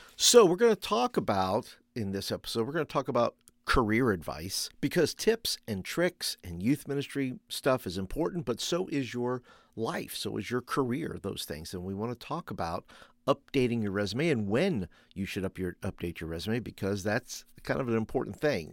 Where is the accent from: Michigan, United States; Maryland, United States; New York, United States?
New York, United States; also born or lived in Florida; now in Birmingham, Alabama, United States; I grew up in New York